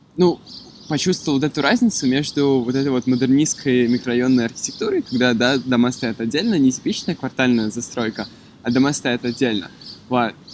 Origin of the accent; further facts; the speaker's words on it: Moscow, Russia; also born or lived in Yalta; Я родился и вырос в Москве, и мне, конечно, как жителю Москвы, очень равнинного города